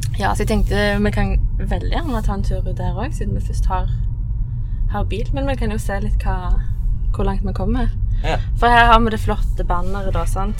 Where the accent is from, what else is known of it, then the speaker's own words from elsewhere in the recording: Sola, Rogaland, Norway; jeg er oppvokst eh, i Sola, men ikke liksom fra Sola sentrum. Jeg er fra Skjelta.